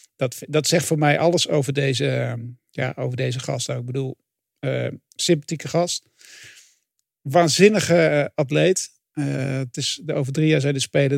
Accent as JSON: {"language": "Dutch", "country": "Netherlands", "said": "Ik ben geen Fransman, ik ben geen, Bel, geen Belg, maar wel een Nederlander."}